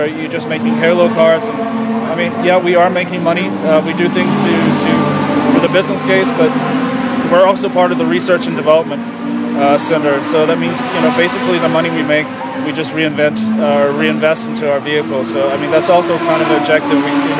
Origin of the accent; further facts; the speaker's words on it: United States; moved away; being American myself